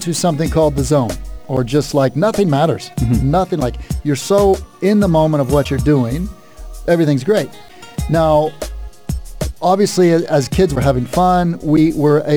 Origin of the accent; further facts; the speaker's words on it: United States; moved away; also born or lived in Sheffield; where I come from, I grew up in America